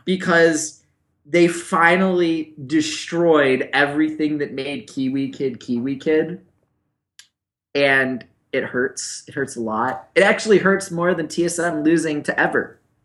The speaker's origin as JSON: {"language": "English", "town": "Buffalo", "region": "New York", "country": "United States", "said": "I'm from Buffalo, and that's what we do in Buffalo"}